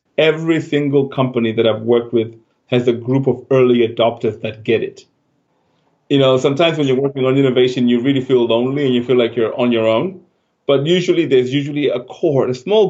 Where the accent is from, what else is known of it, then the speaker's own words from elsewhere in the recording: Zimbabwe; moved away as an adult; now in United Kingdom; I was born in Zimbabwe. That's where I grew up. Went to university in Harare